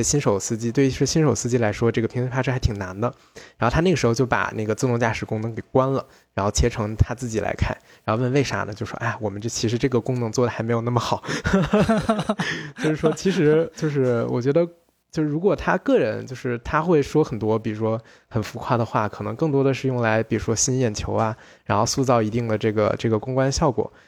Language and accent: Chinese; China; 我们中国人概念里面的商人